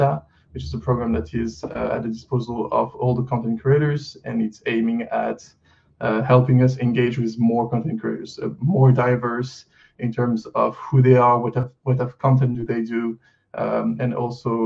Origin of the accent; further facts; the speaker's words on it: France; accent: French; English is a second language; I'm going to try to do the best I can with my accent to not let people know that I'm French. But I am French.